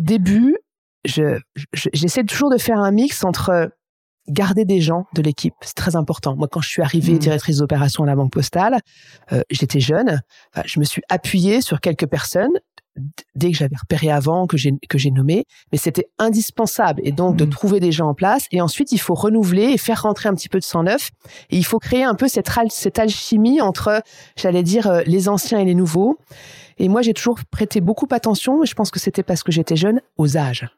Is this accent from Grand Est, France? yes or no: yes; Aÿ, Grand Est, France; je suis champenoise et j'ai grandi à Haï, qui est le premier grand cru